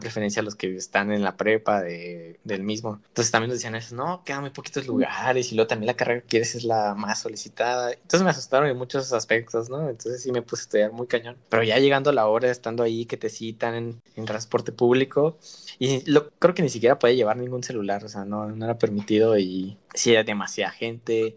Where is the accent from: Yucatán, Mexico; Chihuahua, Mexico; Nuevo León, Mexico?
Chihuahua, Mexico; moved away as an adult; now in Mexico City, Mexico; yo soy de Chihuahua